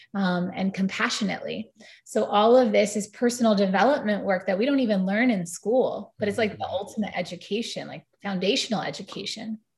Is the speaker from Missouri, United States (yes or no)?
no; New York City, New York, United States; growing up in New York City